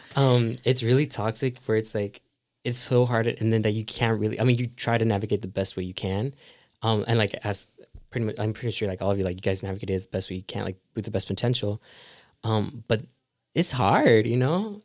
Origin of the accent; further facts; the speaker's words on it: South Carolina, United States; I'm from South Carolina. Um, from a small town called Rich Spring